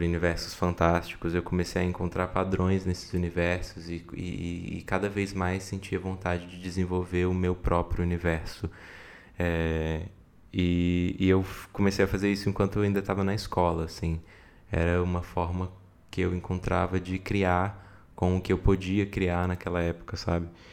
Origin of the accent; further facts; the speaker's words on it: Brasília, Federal District, Brazil; eu nasci em Brasília em 1994